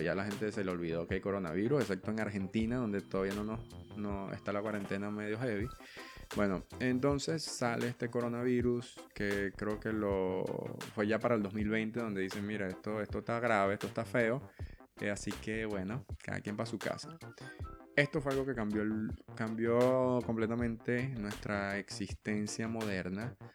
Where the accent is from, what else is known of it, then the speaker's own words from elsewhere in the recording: Venezuela; yo soy de Venezuela, amo a la gente, amo a mi familia, pero mm, ese país está loco